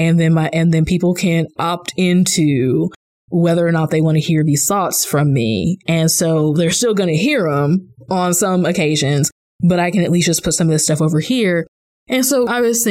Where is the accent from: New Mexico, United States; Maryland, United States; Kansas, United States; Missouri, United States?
Missouri, United States; Kansas City; moved away as an adult; also born or lived in Virginia; being a native Missourian, I lived in Virginia at the time, but I grew up in Missouri